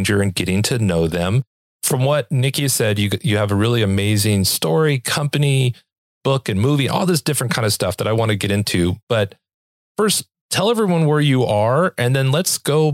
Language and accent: English; Los Angeles, California, United States; now in Utah, United States; I'm originally from Los Angeles